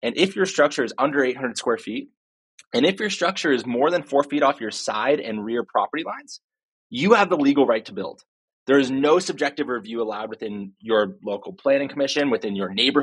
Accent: Silicon Valley, California, United States; I was born and raised in Silicon Valley

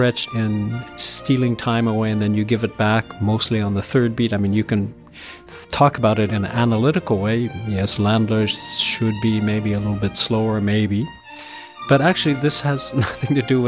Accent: West Coast of the United States, United States; I'm Japanese American

